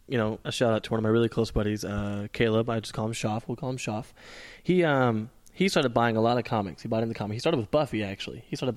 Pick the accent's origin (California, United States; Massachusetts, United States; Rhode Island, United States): California, United States; Lancaster; moved away as an adult; now in Palm Desert, United States; Originally from the AV, Lancaster born, but now I'm living in Palm Desert, Indio area.